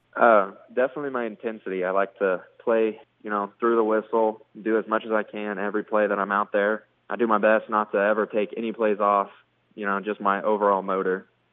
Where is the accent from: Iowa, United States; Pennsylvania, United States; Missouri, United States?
Missouri, United States; Maryville; he used to coach at my hometown